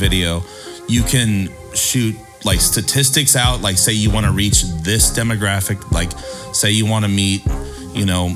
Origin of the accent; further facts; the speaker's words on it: Encinitas, California, United States; also born or lived in San Diego / Chico; I was born in San Diego. Grew up in Encinitas. Went to Chico